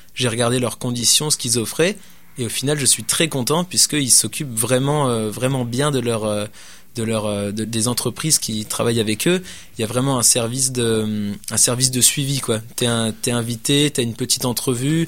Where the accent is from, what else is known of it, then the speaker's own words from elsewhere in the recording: France; now in Quebec City, Canada; Étant donné que je suis français, j'avais, j'avais des connaissances, euh, des connaissances en France